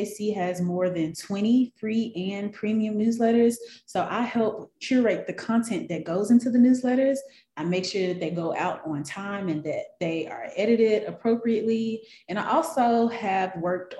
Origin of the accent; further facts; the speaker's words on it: Memphis, Tennessee, United States; moved away as an adult; now in Atlanta, United States; from Memphis, Tennessee. That's where I was born and raised.